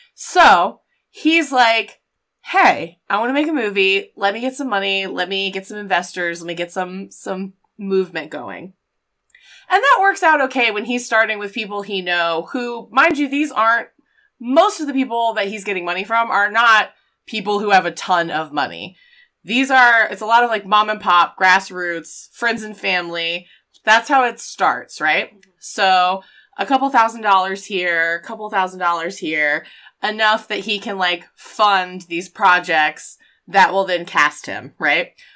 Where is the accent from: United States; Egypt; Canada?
United States; the South; we're both from the South